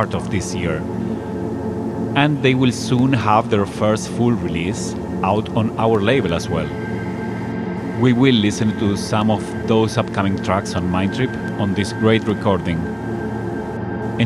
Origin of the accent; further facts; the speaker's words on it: Buenos Aires, Argentina; my hometown of Buenos Aires, Argentina